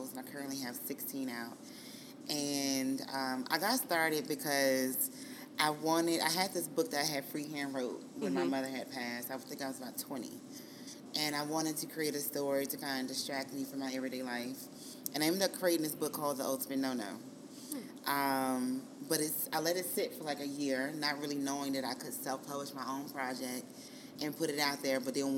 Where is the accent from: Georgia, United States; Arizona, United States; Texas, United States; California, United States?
Texas, United States; moved away as an adult; now in Atlanta, United States; I'm from Texas